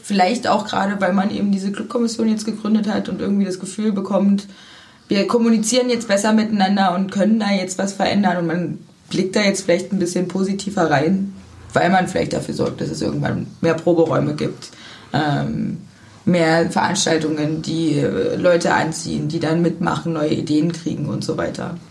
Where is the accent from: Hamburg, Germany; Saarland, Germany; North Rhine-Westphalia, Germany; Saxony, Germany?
Saxony, Germany; Zwickau; moved away as an adult; now in Cottbus, Germany; Ich komme ursprünglich aus Sachsen.